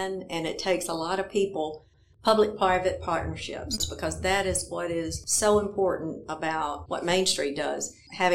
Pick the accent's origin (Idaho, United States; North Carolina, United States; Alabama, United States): Alabama, United States; Limestone County; moved away as an adult; I was born in Limestone County and graduated from Clements High School